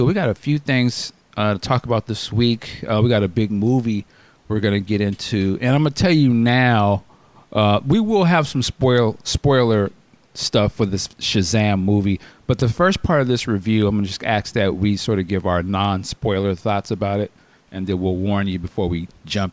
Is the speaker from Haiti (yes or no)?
no; United States; also born or lived in West Coast; I'm American